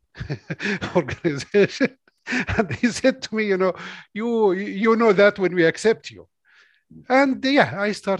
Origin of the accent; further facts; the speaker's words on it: Sa'ir, West Bank, Palestine; I born and grew up in Sa'ir. It's a village or a town near Hebron in southern side of West Bank.